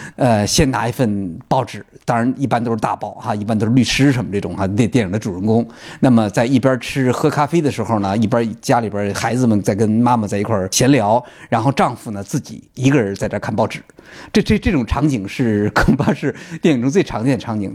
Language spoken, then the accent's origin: Chinese; China; 我们中国人在使用，呃，微信、微博的时候